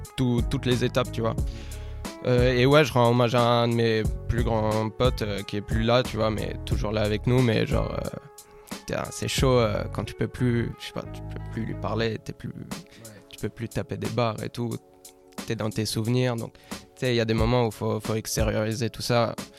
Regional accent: Rome, Lazio, Italy; moved away as an adult; moi, je suis né à Rome, j'ai grandi à Rome jusqu'à mes 18 ans

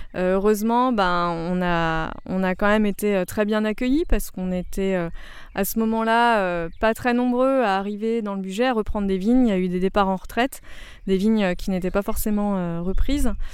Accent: Alsace, Grand Est, France; moved away; also born or lived in Rhône-Alpes; je suis alsacienne d'origine mais pas du tout issue de famille viticole

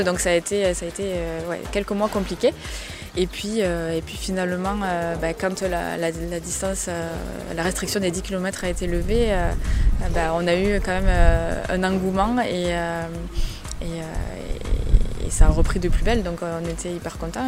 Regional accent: Marrossin, Occitania, France; moved away as an adult; also born or lived in Montpellier / Toulouse; je suis originaire de Marrossin, euh, j'ai fait mes études sur Montpellier

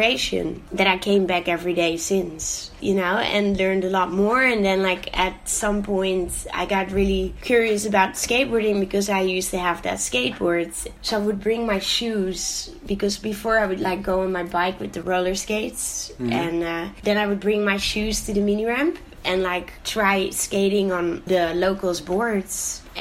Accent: Netherlands; moved away as an adult; also born or lived in Algeria; now in Barcelona, Spain; I was born in Algeria, and when I was 1 year old, I moved to the Netherlands with my mom

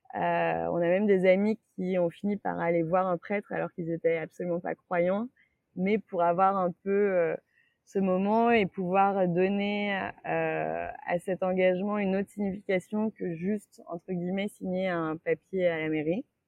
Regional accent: Saint-Étienne, Auvergne-Rhône-Alpes, France; moved away; also born or lived in Lyon; je viens de Saint-Étienne

